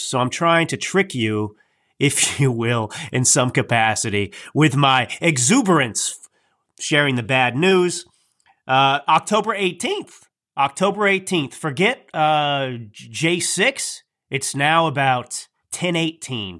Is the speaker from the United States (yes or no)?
yes; United States; I am an American.